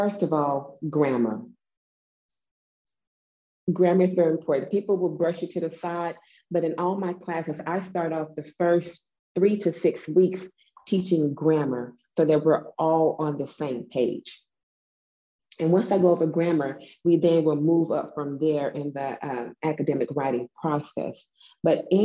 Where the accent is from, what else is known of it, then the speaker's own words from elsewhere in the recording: the South, United States; accent: Southern; I am from the South. I'm a whole Southern lady